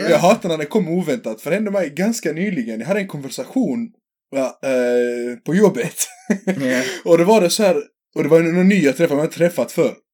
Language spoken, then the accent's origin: Swedish; Sweden; men, men alltså jag är svensk.